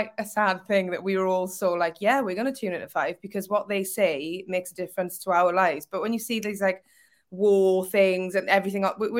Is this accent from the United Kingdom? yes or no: yes; Wales, United Kingdom; now in Liverpool, United Kingdom; Currently in Liverpool, but obviously okay. I'm Welsh.